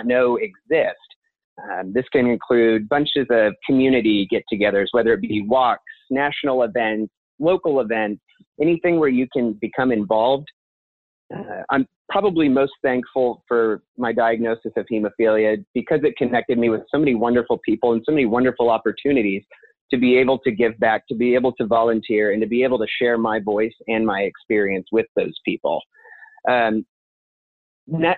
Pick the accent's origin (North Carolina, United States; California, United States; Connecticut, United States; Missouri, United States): Missouri, United States; Belton; also born or lived in Kansas City, Missouri; I grew up in Belton, Missouri, about 20 minutes south of here